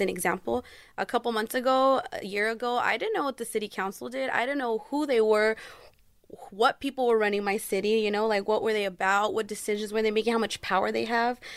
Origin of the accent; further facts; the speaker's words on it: Fontana, California, United States; I am from Fontana, California